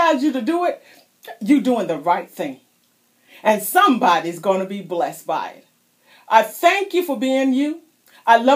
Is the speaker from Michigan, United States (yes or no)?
no; South Carolina, United States; moved away; also born or lived in Florida; I was born in South Carolina. I spent many years in Florida.